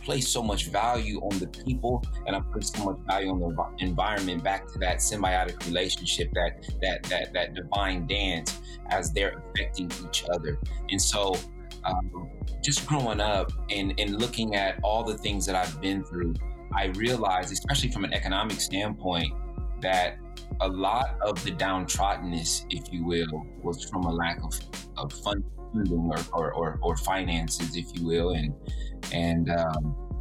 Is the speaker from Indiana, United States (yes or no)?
yes; Fort Wayne, Indiana, United States; growing up in the community, Fort Wayne community in the Southeast, and specifically the Wiser Park Youth Center, all the programs that I was